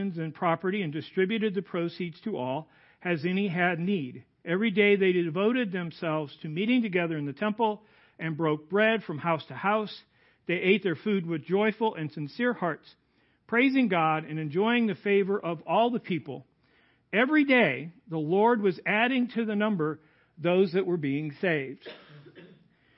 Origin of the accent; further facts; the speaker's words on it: Goodfield, Illinois, United States; also born or lived in Lacon, Illinois; I grew up outside of Goodfield.